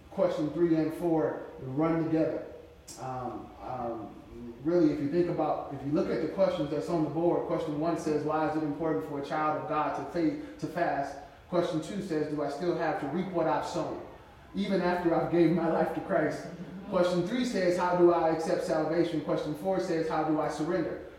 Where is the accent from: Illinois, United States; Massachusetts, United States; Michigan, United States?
Michigan, United States; Flint; now in Casper, United States; I'm from Flint, Michigan, so I'm affiliated with the Michigan Southwest Jurisdiction Number 5.